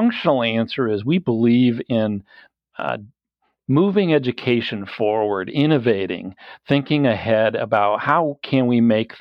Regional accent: Okemos, Michigan, United States; I grew up just east of Lansing in the Okemos area

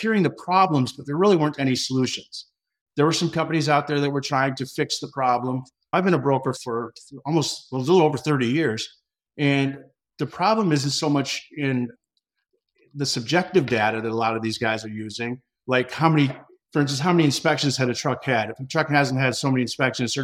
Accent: Pine City, Minnesota, United States; also born or lived in Twin Cities area, Minnesota; I grew up in a small town called Pine City, Minnesota

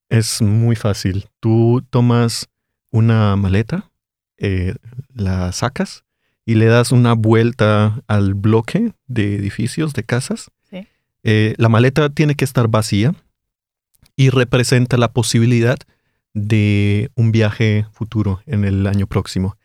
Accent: Bogotá, Bogotá Capital District, Colombia; accent: Colombian; Yo soy de Bogotá y allí comemos sopa

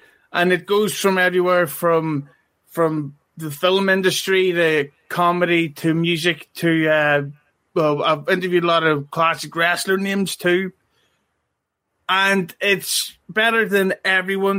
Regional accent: Ireland; I'm from Ireland.

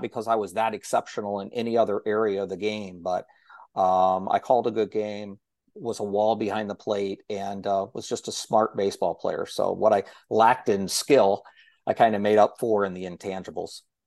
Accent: Okolona, Ohio, United States; my hometown

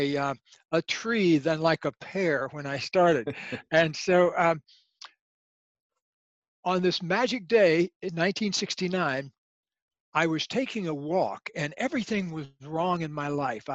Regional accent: Leesburg, Florida, United States; My actual origins, I come from a small town in Florida and called Leesburg, Florida

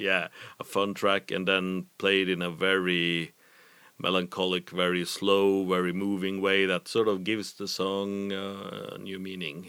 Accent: Trondheim, Trøndelag, Norway; from my hometown of Trondheim

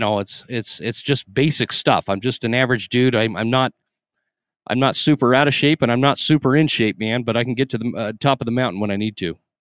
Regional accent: Idaho, Utah, United States; I grew up in Utah in Idaho

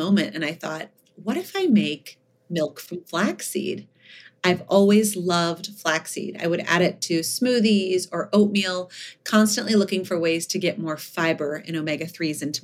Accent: Malibu, California, United States; also born or lived in Oak Harbor, Ohio; I grew up in Malibu. I was actually born in Ohio

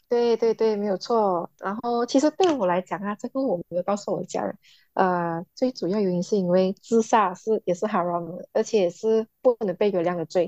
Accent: Malaysia; 我们在马来西亚长大，尤其是非穆斯林，你知道我十三岁的时候，我才要进入，呃，就是中学，是那种政府学校的中学

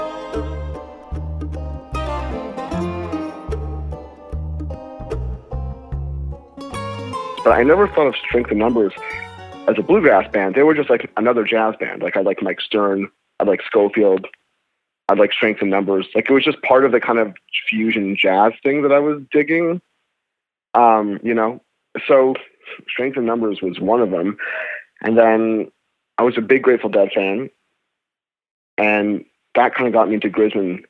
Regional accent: Montreal, Quebec, Canada; now in Toronto, Canada; I grew up in Montreal, which wasn't a big bluegrass town

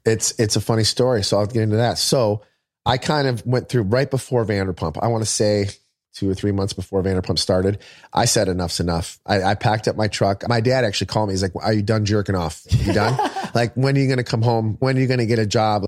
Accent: Michigan, United States; moved away as an adult; I'm from Michigan

